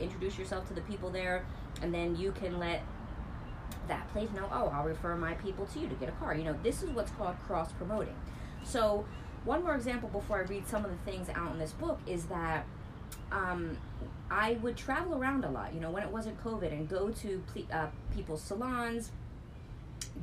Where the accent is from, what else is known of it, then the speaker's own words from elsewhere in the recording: New Jersey, United States; I'm from Jersey